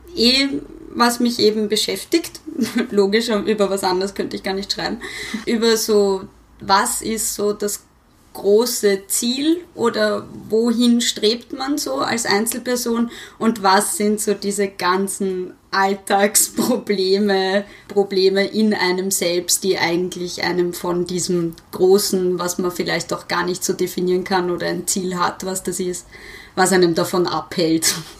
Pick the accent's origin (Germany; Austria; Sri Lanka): Austria; Vienna; Ich bin ja Wienerin